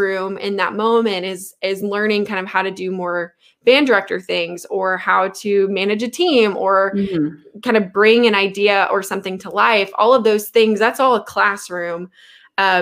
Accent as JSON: {"language": "English", "region": "the South", "country": "United States", "tie": "born or raised there", "said": "growing up in the South"}